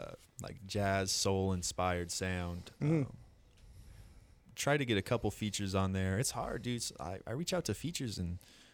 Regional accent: Garden Grove, California, United States; I grew up in Garden Grove.

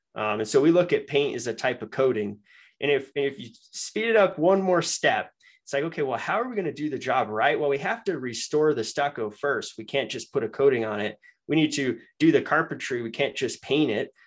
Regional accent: Denver, Colorado, United States; moved away as an adult; also born or lived in Michigan; I'm from Denver

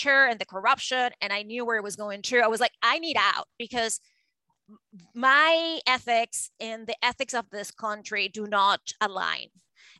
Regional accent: Venezuela; moved away; I grew up in Venezuela and in South America

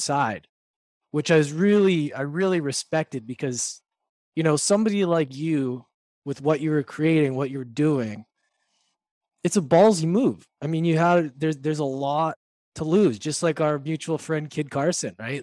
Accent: Vancouver, British Columbia, Canada; we're both from Vancouver

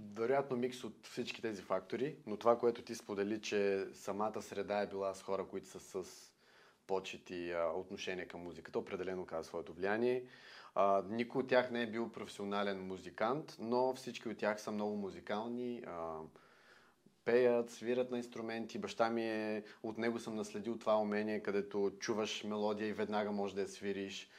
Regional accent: Bulgaria

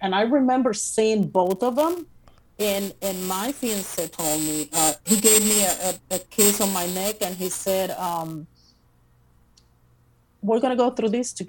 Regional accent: Puerto Rico; Puerto Rico.

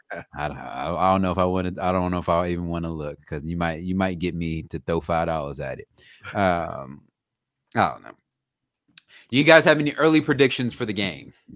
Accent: Virginia, United States; we're, we're from Virginia

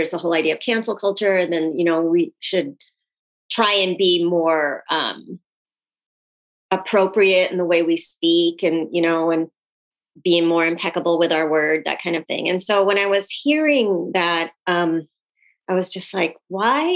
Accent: Phoenix, Arizona, United States; born or raised there; also born or lived in Sri Lanka

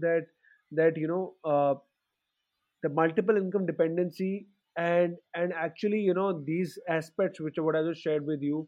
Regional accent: Delhi, India; I come from Delhi and I'm sitting in Greater Kailash.

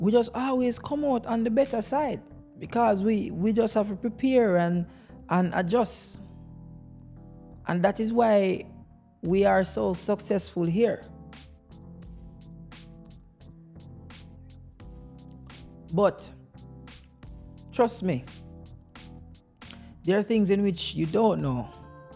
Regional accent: Jamaica; now in United States; as a Jamaican man

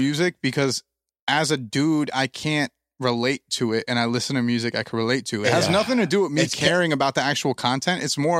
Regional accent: East Coast, United States; Like we're from the East Coast.

